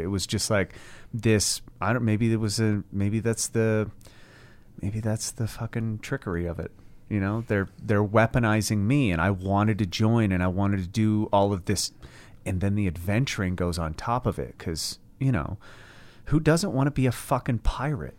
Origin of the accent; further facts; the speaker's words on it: United States; I'm American.